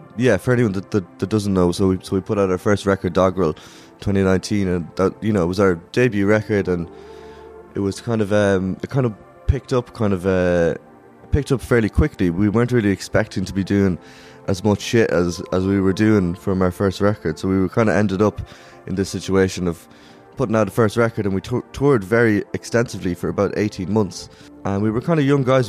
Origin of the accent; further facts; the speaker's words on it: Ireland; moved away as an adult; also born or lived in Dublin; now in London, United Kingdom; we're five Irish dudes who play rock and roll music